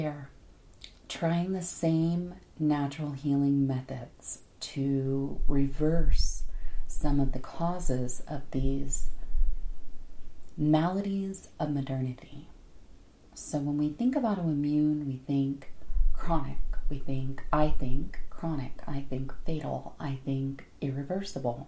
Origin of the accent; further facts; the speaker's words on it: Florida, United States; also born or lived in Hawaii; now in Phoenix, United States; I grew up in Florida. I am a sun, sand, and surf girl